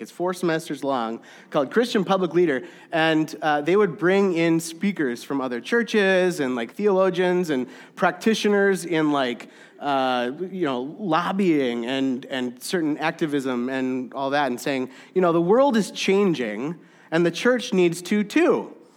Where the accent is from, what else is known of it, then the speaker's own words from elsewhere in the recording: Saint Louis Park, Minnesota, United States; I was born and raised in Saint Louis Park, Minnesota